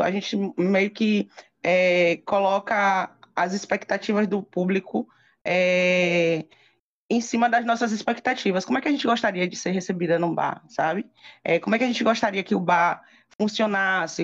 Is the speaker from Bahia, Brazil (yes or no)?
yes; Feira de Santana, Bahia, Brazil; moved away as an adult; also born or lived in Lençóis; vim morar em Feira de Santana, que eu sou de Feira de Santana, morei oito anos em Lençóis